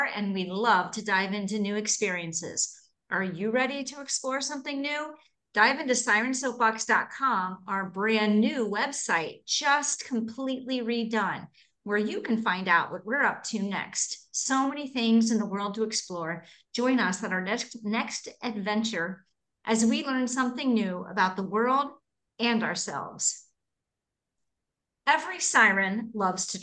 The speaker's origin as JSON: {"language": "English", "town": "Hamilton", "region": "Ohio", "country": "United States", "tie": "born or raised there", "moved": "yes", "lives_now": "St. Croix, US Virgin Islands", "said": "when I was living alone in my hometown of Hamilton, Ohio"}